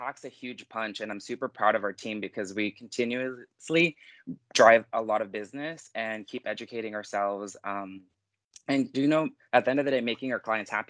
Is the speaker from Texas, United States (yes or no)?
yes; Houston, Texas, United States; I am from Houston, Texas.